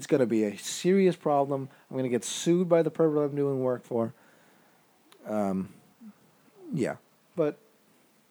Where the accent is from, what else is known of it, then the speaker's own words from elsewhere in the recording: United States; because I'm an American